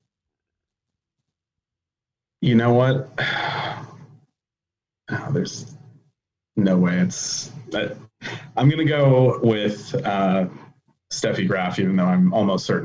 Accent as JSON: {"language": "English", "region": "Northeast Ohio", "country": "United States", "moved": "yes", "lives_now": "Wheaton, United States", "said": "I am originally from Northeast Ohio. I currently live in Wheaton, Illinois"}